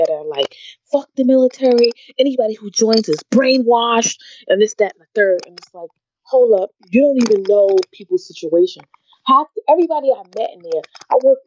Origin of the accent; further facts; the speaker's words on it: New York, United States; moved away as an adult; also born or lived in California; I was from New York and I grew up in the ghetto